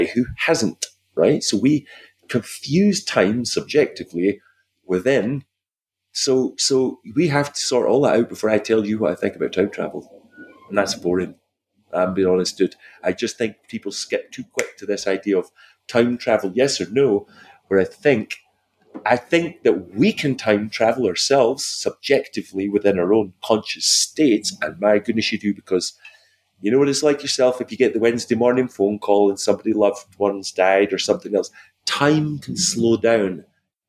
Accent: Scotland, United Kingdom; moved away; I'm a Scottish guy

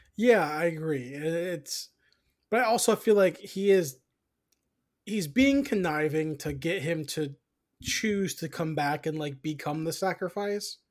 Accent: United States; we're American

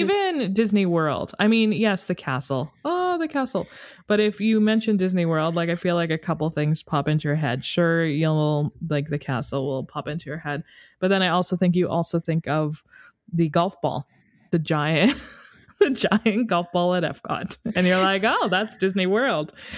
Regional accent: Canada; we're from Canada

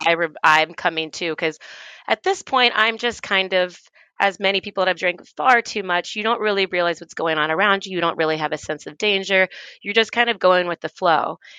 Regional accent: Tennessee, United States; moved away as an adult; also born or lived in Washington, D.C.; I grew up in Tennessee and I, and I went to school in Tennessee

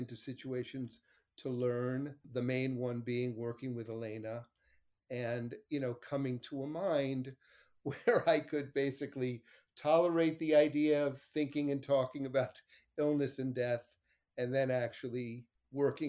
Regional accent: New York City, New York, United States; also born or lived in Montreal, Canada / Larchmont, New York; my family and I'm from Montreal, though I grew up the majority of my life in New York

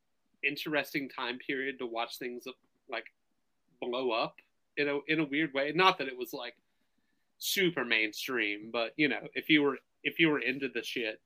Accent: the South, United States; I'm from the South

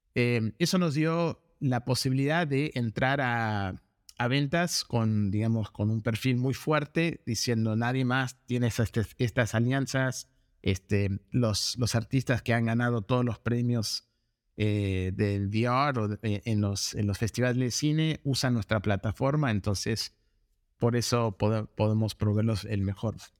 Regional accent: Argentina; moved away as an adult; also born or lived in United States; now in Los Angeles, United States; me crié en Argentina y me mudé a Estados Unidos para seguir un estudio de carrera

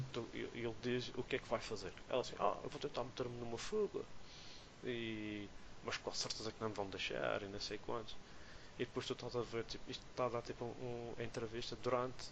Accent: Madeira, Portugal; como somos madeirenses

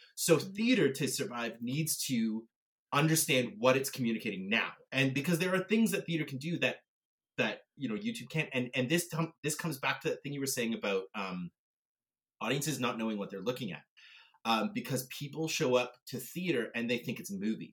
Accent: Canada; I'm a Canadian theater actor

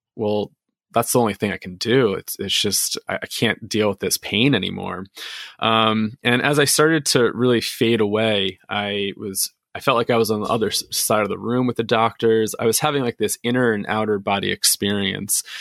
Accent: New Jersey, United States; I grew up in New Jersey

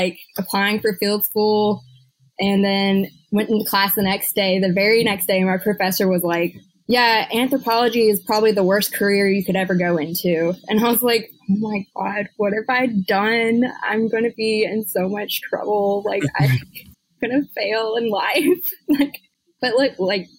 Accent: Jackson, Georgia, United States; also born or lived in Athens, Georgia / Illinois; now in Augusta, United States; I was born and raised in Georgia, Jackson, Georgia, Butts County, Cracker

